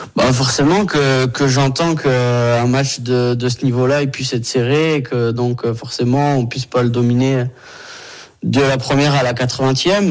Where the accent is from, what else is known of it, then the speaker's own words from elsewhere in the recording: Brittany, France; moved away; chez moi en Bretagne